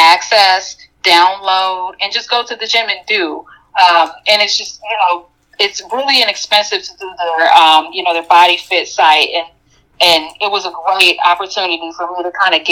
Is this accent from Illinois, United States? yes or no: yes; Chicago, Illinois, United States; I'm a Chicagoan